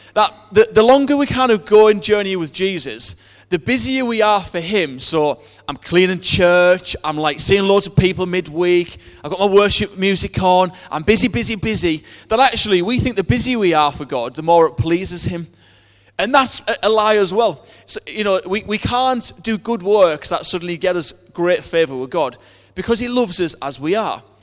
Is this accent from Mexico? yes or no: no; United Kingdom; we're British